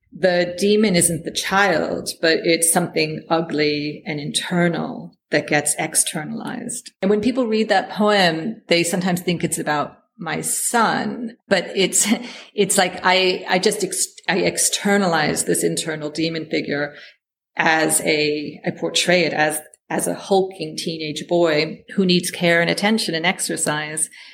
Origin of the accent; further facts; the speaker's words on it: United States; moved away as an adult; now in United Kingdom; me as an American